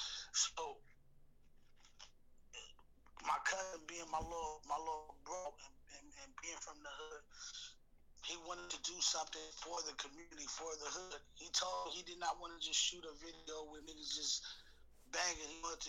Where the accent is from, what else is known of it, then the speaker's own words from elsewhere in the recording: Chicago, Illinois, United States; born there; now in Seattle, United States; Like, I was born in Chicago. When I got up here in the early 90s, 93, bro, it was the Black Hub.